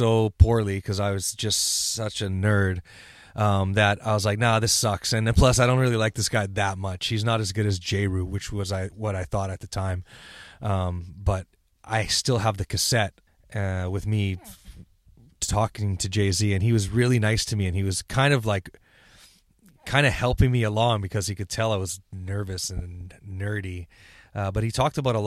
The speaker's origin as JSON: {"language": "English", "town": "Vancouver", "region": "British Columbia", "country": "Canada", "said": "We're just from Vancouver"}